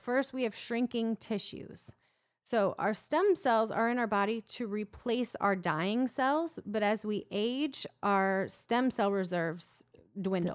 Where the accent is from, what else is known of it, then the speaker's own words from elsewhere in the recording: Iowa, United States; I'm from Iowa